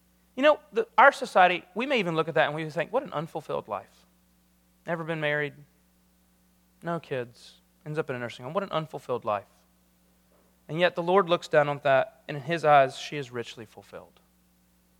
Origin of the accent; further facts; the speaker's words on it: South Carolina, United States; moved away; I'm from South Carolina